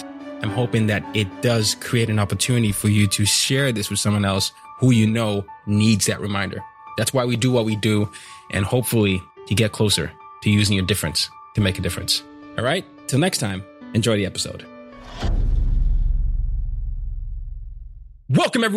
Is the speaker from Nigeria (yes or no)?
yes; Nigeria; I'm Nigerian